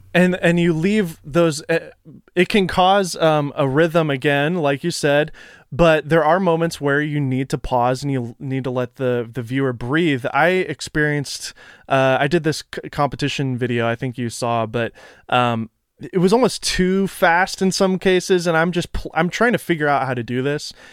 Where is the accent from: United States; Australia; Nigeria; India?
United States; Nashville, Tennessee; moved away; I am from Nashville originally